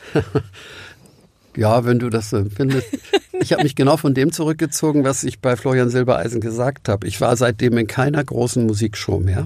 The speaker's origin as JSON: {"language": "German", "region": "Hamburg", "country": "Germany", "said": "auch als Hamburger"}